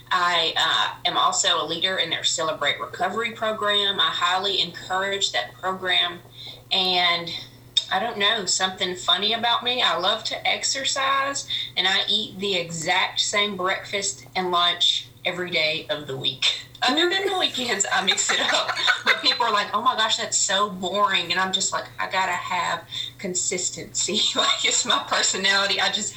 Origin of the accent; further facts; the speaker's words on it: Brownsville, Tennessee, United States; I am 32 years old, and I grew up and was born and raised in Brownsville, Tennessee. I graduated high school in Haywood County.